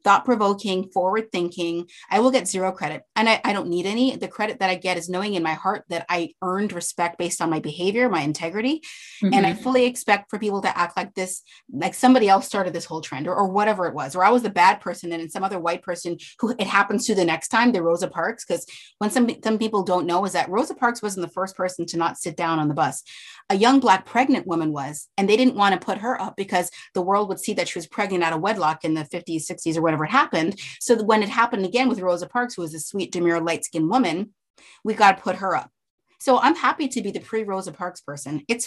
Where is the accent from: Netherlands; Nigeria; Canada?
Canada; moved away; I'm Canadian